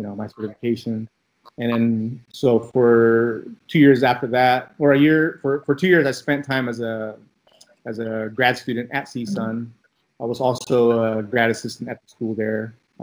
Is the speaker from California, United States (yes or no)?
yes; Daly City, California, United States; English is a second language; also born or lived in Manila, Philippines; now in Los Angeles, United States; I grew up in Daly City. I went through, you know, obviously grade school, junior high school, all over there.